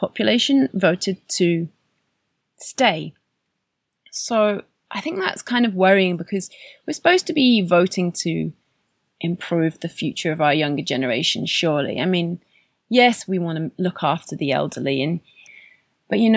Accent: United Kingdom; now in Canada; my country, my home country

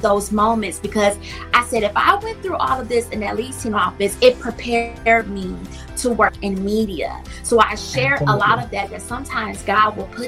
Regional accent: Milwaukee, Wisconsin, United States; I grew up in Milwaukee, Wisconsin

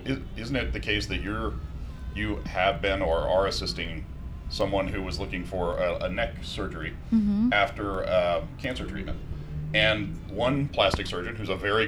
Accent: Texas, United States; moved away; also born or lived in rural area about an hour away; I'm American and I come from, you know, the city with the largest medical center in the world

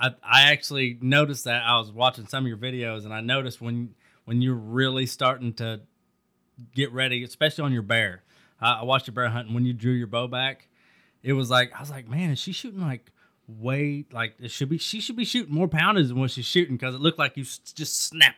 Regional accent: Indiana, United States; I'm from Indiana.

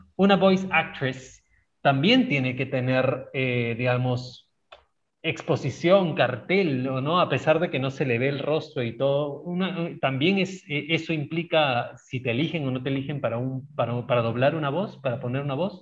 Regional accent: Peru; Nosotros tres que somos latinoamericanos, tres peruanos

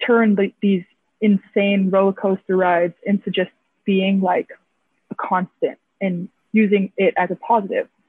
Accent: Hawaii, United States; moved away as an adult; Being Hawaiian is rare nowadays. So it's nice to see that there's a whole school dedicated to our people

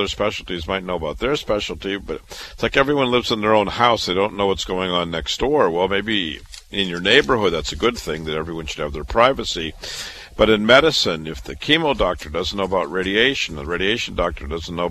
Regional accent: Iowa, United States; moved away as an adult; also born or lived in Chicago; I was born and raised in Iowa

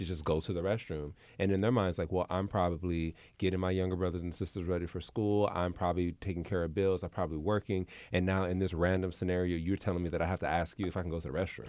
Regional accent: Los Angeles, California, United States; where I grew up in South Central

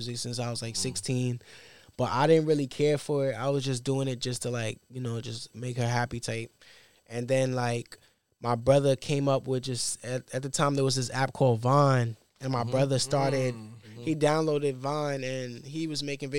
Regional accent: New York City, New York, United States; I'm from Brooklyn, Bed-Stuy, New York

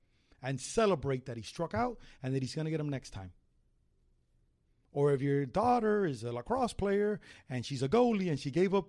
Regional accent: Miami, Florida, United States; I'm Cuban from Miami.

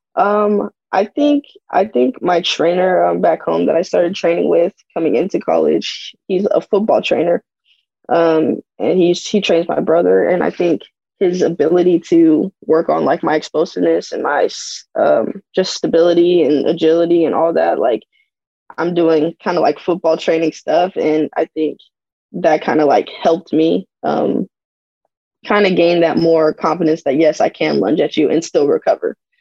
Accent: Arizona, United States; I'm from Arizona

